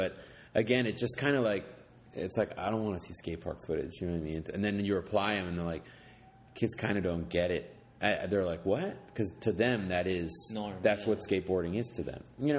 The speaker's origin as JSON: {"language": "English", "town": "New York City", "region": "New York", "country": "United States", "tie": "born or raised there", "said": "I grew up skating in New York City"}